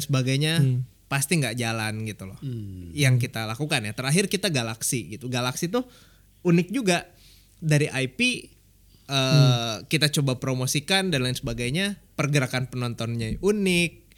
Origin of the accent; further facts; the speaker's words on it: Bandung, West Java, Indonesia; moved away as an adult; also born or lived in Jakarta; kita lahir di Bandung gitu ya. Terus uh, memang sempat tinggal di Jakarta 10 tahun lah.